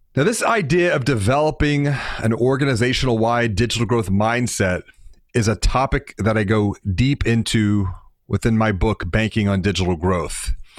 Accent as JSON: {"language": "English", "town": "Houston", "region": "Texas", "country": "United States", "said": "I'm from Houston"}